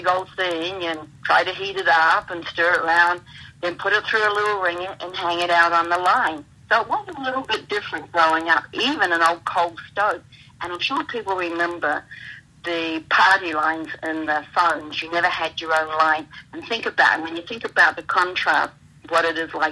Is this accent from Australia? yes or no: yes; Australia; also born or lived in New Zealand; now in United States; born in New Zealand, but spent a lot of time in Australia